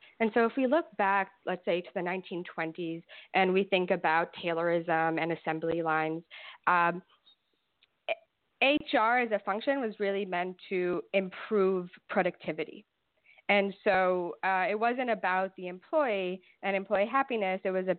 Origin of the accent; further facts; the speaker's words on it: Brooklyn, New York, United States; now in Ithaca, United States; So originally from Brooklyn, I'm wearing my Brooklyn t-shirt now to represent because I'm very far away from there.